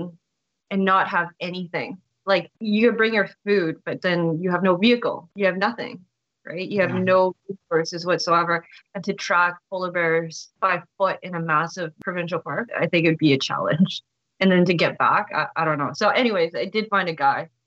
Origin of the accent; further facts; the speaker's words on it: Canada; I'm Canadian